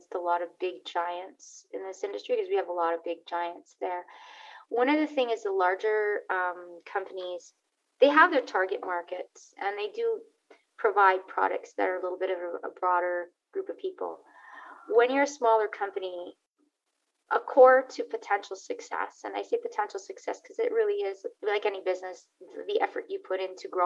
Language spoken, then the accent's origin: English; Montreal, Quebec, Canada; now in Calgary, Canada; I currently live in Calgary, Alberta, in Canada, originally born and raised in Montreal, Quebec, in Canada as well